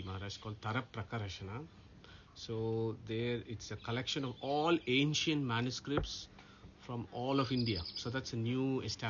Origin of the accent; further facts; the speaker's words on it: Nottingham, East Midlands, United Kingdom; because we all live in the United Kingdom. We live in the UK, so we are from Nottingham, and then we have a family that's visiting us from Dubai.